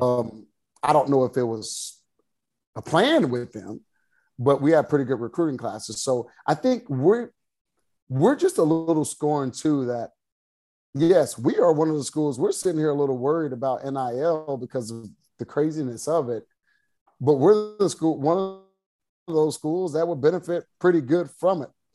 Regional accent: Waco, Texas, United States; I grew up in the Waco area

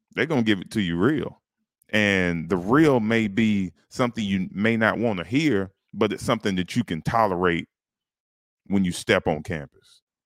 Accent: Duncan, South Carolina, United States; I grew up in Duncan

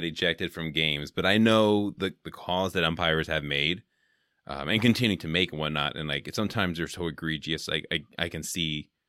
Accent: Bay Area, California, United States; now in Wisconsin, United States; I'm here in Wisconsin, but I grew up in the Bay Area

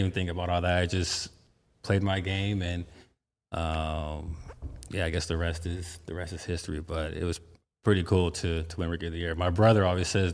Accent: Palmdale, California, United States; I grew up in Palmdale. Technically, it's still LA County.

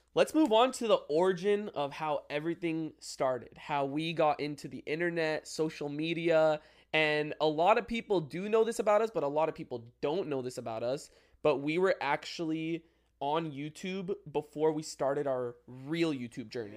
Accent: San Diego, California, United States; we lived in San Diego, Maramesa

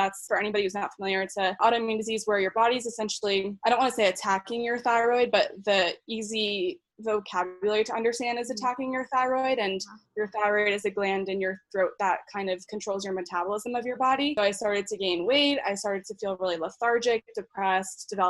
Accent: Philadelphia, Pennsylvania, United States; moved away as an adult; now in Denver, United States; I grew up in the Philly area right outside and went to college there to Villanova

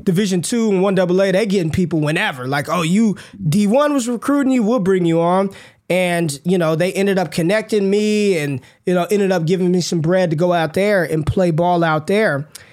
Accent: Las Vegas, Nevada, United States; I grew up in Las Vegas, Nevada

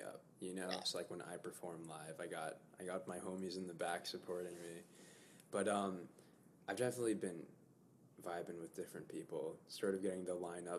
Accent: Los Angeles, California, United States; moved away as an adult; now in New York, United States; I grew up mainly in Los Angeles

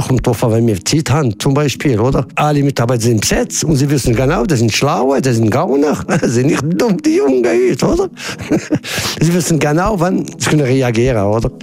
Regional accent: Casablanca, Casablanca-Settat, Morocco; now in Switzerland; ich komme ursprünglich aus Marokko, aus Casablanca

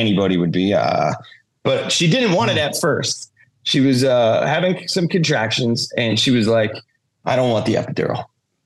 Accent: Jackson, New Jersey, United States; now in Las Vegas, United States; I'm from Jackson.

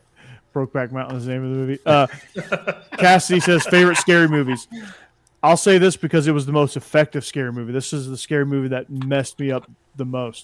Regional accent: Fayetteville, Georgia, United States; Sweet Home Alabama was filmed in my hometown

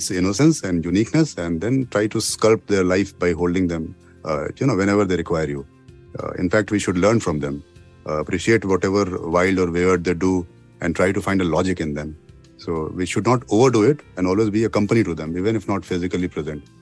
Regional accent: Bihar, India; also born or lived in Jharkhand; I was born in Chhapra, uh, you know, in Bihar, where I never went till I was 25 years of age. Then, due to my father's frequent postings to different small towns in Bihar, Jharkhand

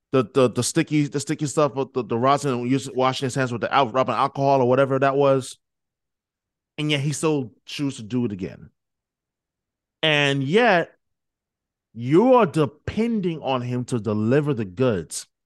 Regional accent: New York, United States; I'm from New York, born and raised.

